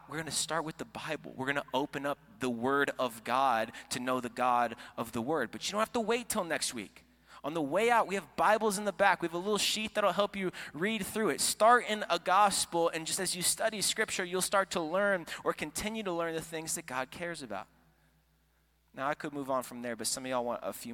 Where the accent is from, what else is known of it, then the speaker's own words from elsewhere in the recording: Florida, United States; moved away; also born or lived in Iowa; I am from Florida